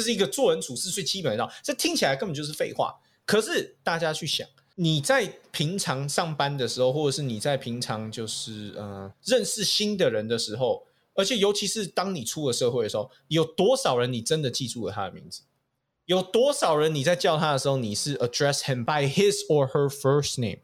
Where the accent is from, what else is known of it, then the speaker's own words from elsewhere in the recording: Taiwan; moved away; 自我从小在台湾小学的时候